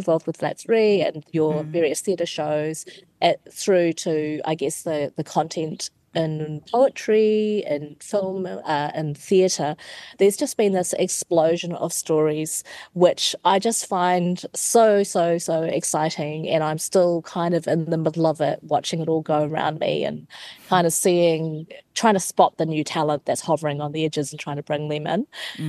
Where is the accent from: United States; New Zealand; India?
New Zealand; specifically to growing up in New Zealand.